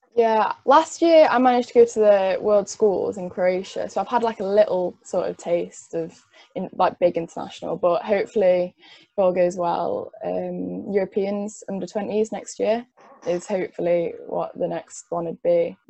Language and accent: English; Cheshire, North West England, United Kingdom; I'm from Cheshire